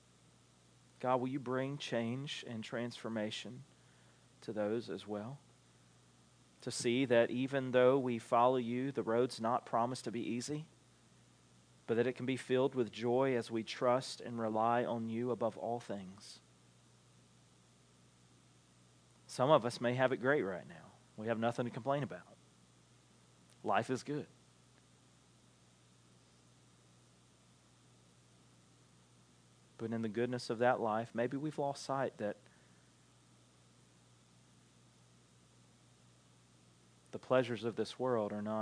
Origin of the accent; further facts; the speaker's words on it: Alma, United States; accent: Southern; We're all from Alma or around Alma. We all speak fairly much the same language